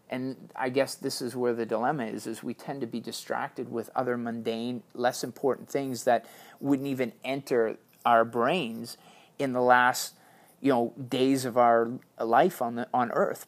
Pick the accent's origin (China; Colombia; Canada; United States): Canada; Being Canadian means an awful lot to me